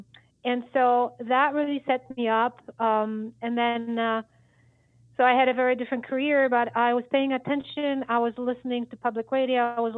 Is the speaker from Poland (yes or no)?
yes; Poland; English is a second language; now in Michigan, United States; Maybe it started with the fact when I moved from Poland to Michigan 25 years ago